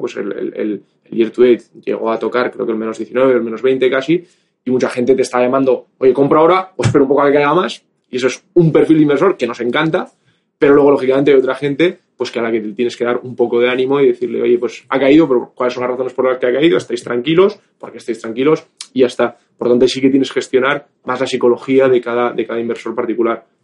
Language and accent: Spanish; Bilbao, Basque Country, Spain; moved away; also born or lived in Madrid; originalmente soy de Bilbao